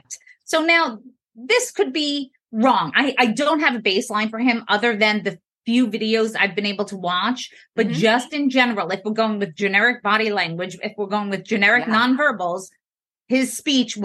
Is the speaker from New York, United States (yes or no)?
yes; New York, United States; So I'm from New York. I tend to speak fast